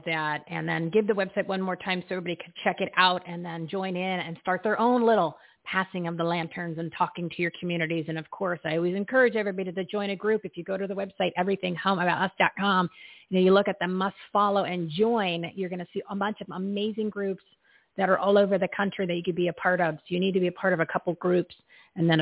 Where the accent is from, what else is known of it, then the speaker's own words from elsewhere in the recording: New Jersey, United States; I grew up in New Jersey